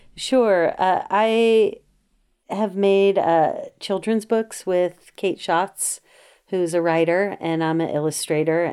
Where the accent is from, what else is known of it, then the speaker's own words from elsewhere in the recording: Los Angeles, California, United States; moved away as an adult; now in Berkeley, United States; I grew up in the South Bay of Los Angeles. People may know San Pedro